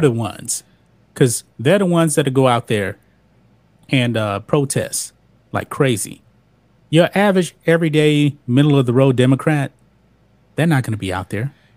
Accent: Beaumont, Texas, United States; moved away as an adult; also born or lived in Lake Charles, Louisiana; I'm from Beaumont.

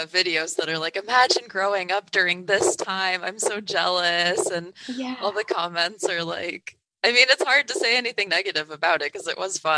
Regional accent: New England, United States; now in Chicago, United States; I grew up in New England

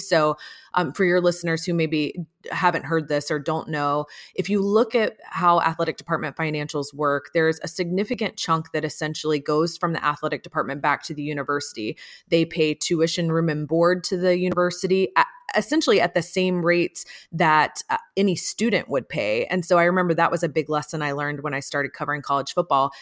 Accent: Atlanta, Georgia, United States; I grew up in Atlanta

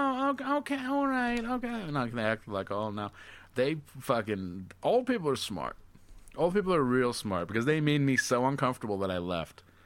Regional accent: Albany, New York, United States; Albany, New York

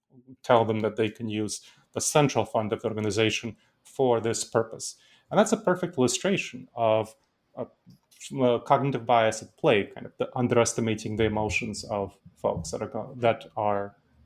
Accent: New York City, New York, United States; English is a second language; I grew up in the United States, and I grew up in New York City, which is a cultural melting pot. And I heard people speaking tons and tons of different accents around me. And my parents taught me to be proud of my cultural heritage. So I kept my accent.

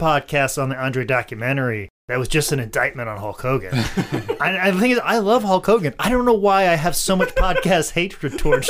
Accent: Clinton, Iowa, United States; now in Charlotte, United States; And that's the town where I was born in.

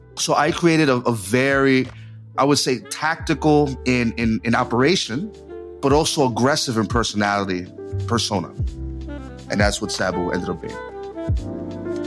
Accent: New York City, New York, United States; I was from New York City

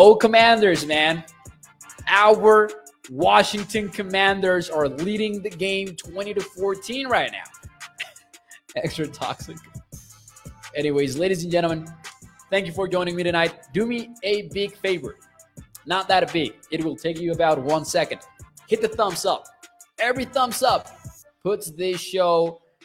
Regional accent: Mexico; moved away; I am from Mexico.

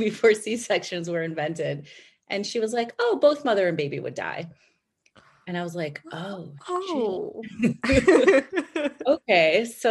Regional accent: Chicago, Illinois, United States; moved away as an adult; also born or lived in New York; we grew up in Chicago

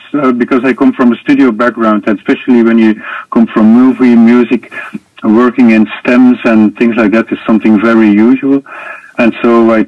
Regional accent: Belgium; I was born in Belgium

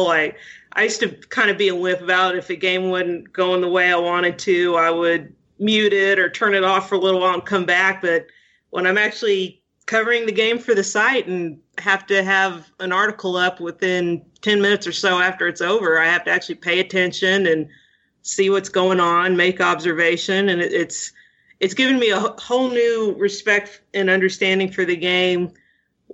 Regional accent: San Antonio, Texas, United States; also born or lived in College Station, Texas; I was born and raised in San Antonio

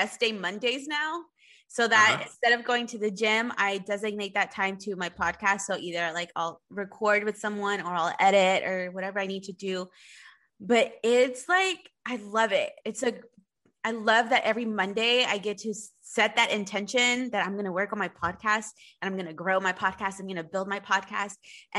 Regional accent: Spring, Texas, United States; I grew up right here in Spring

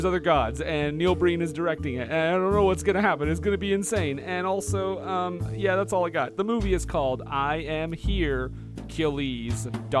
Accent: Canada; trust me, I'm from Canada.

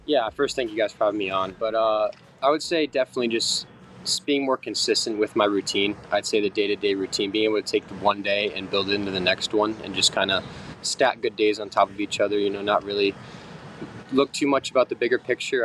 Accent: Miami, Florida, United States; growing up in Miami

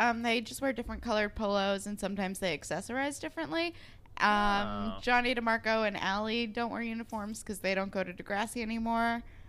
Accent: California, United States; I'm from California.

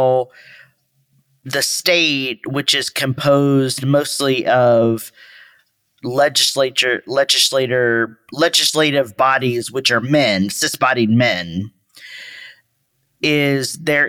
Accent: Texas, United States; I'm from Texas.

